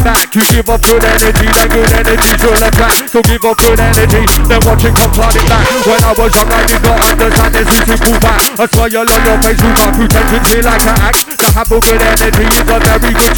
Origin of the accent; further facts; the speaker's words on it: Croydon, London, United Kingdom; moved away as an adult; now in Leeds, United Kingdom; Born and raised in South London for 36 years, my home was Croydon. Nowadays I'm a West Yorkshire man. I moved up to Leeds